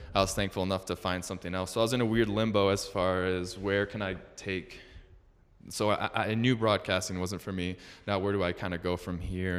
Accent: Metro Detroit, Michigan, United States; moved away as an adult; also born or lived in Utah; I was born and raised in Metro Detroit, uh, Michigan

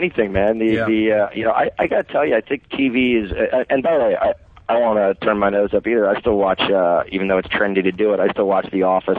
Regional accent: Connecticut, United States; moved away; So I was from Connecticut, but I'm an old rich guy now.

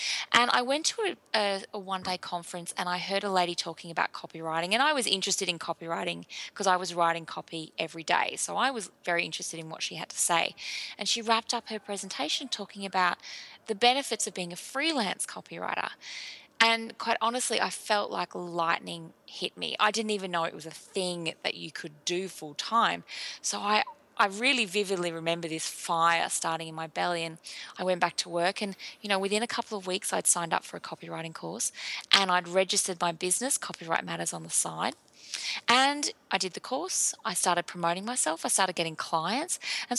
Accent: Brisbane, Queensland, Australia; also born or lived in England / Melbourne; But yeah, I was in a suburb called Sunnybank and I grew up in Brisbane. I moved to England for a few years in the year 2001. And then when I came back to Australia, I lived in Melbourne for a few years.

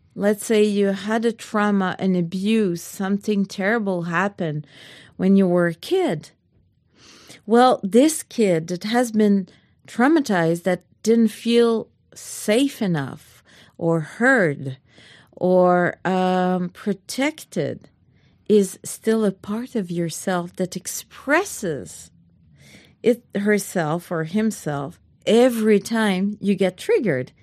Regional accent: Canada; I'm French Canadian

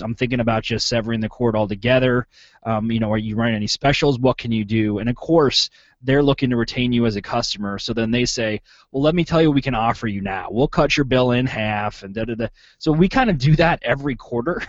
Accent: Pennsylvania, United States; now in Clinton, Iowa, United States; I'm from Pennsylvania and I'm here now in Clinton, Iowa

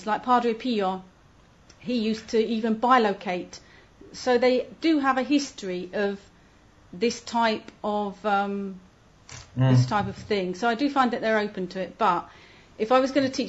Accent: Hertfordshire, East of England, United Kingdom; moved away as an adult; now in Italy; From Hertfordshire in England. Brought up in a very idyllic village.

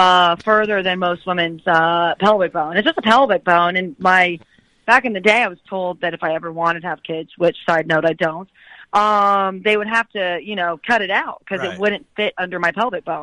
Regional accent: Tampa, Florida, United States; We're both from Tampa, and we always came back to Tampa for Thanksgiving to see our family and our friends.

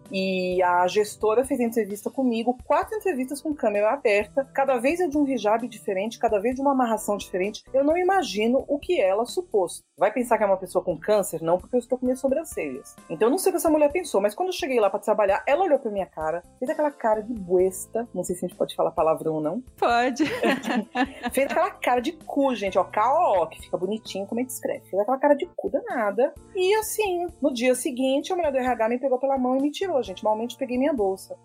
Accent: Bahia, Brazil; moved away as an adult; also born or lived in Salvador; now in São Paulo, Brazil; Eu sou paulista, mas eu me considero baiana porque eu fui para lá com 6 anos, né? Minha criação emocional é na Bahia

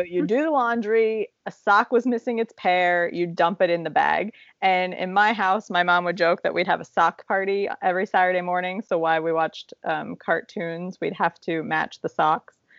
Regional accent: Appalachian Ohio, United States; moved away; you and I grew up in Appalachia, Ohio

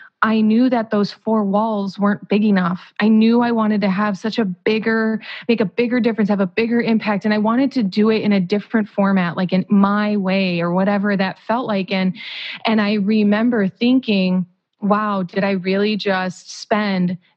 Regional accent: Whiting, Indiana, United States; I'm from Whiting, Indiana

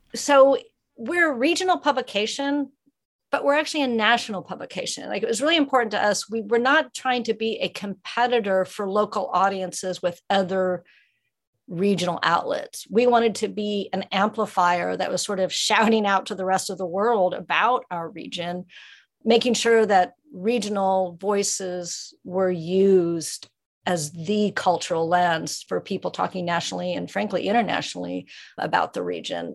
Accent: Ozarks of Missouri, United States; now in West Virginia, United States; I grew up in the Ozarks of Missouri

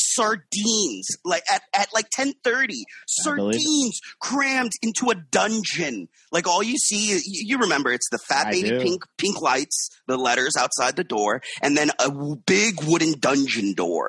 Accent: Miami, Florida, United States; now in New York, United States; I'm from Miami, and okay. my parents had a Quiznos back in Miami

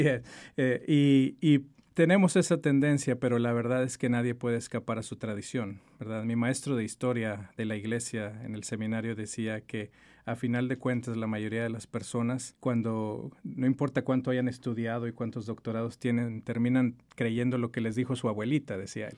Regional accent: Monterrey, Nuevo León, Mexico; also born or lived in Mexico City; Nacido en la Ciudad de México y criado en Monterrey.

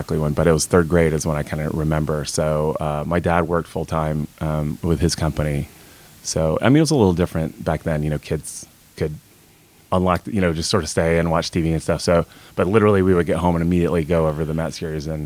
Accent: Raleigh, North Carolina, United States; moved away; also born or lived in South Orange, New Jersey; Raleigh, North Carolina. Started out kind of in the suburbs, and the city sort of grew out into us

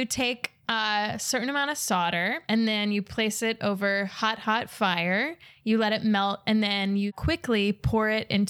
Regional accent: Ireland; Not Latvian. I'm Irish, but I did inherit the tradition.

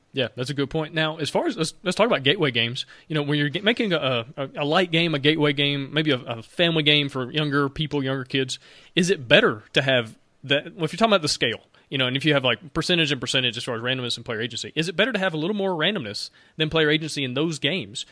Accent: Alabama, United States; I'm from Alabama

